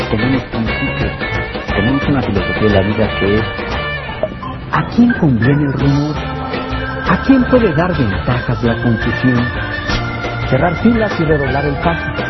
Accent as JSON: {"language": "Spanish", "country": "Mexico", "said": "Mi confianza se basa en saber que una y otra vez los mexicanos hemos superado problemas."}